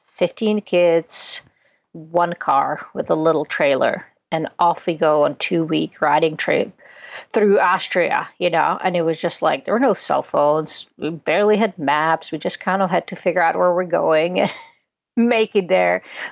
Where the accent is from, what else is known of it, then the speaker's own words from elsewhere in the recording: Czechia; born there; Yeah, I always joke around that I was born in Czechoslovakia, and then it split up. So now I'm just Czech, not Czechoslovakian.